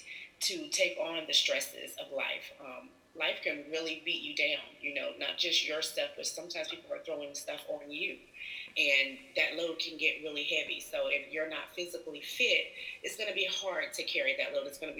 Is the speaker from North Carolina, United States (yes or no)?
yes; High Point, North Carolina, United States; I am from High Point, North Carolina